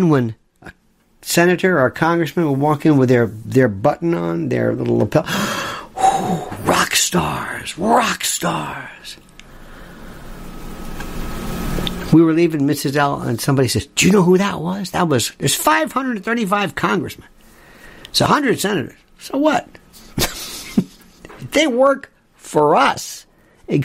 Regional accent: Florida, United States; I'm from Florida

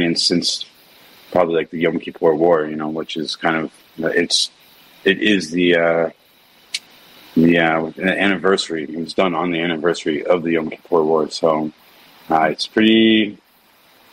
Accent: Efrat, West Bank, Palestine; I grew up in the West Bank in a settlement called Efrat

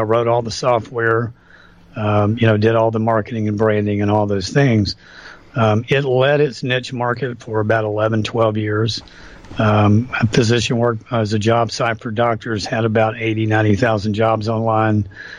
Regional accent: United States; this frustrated me as an American.

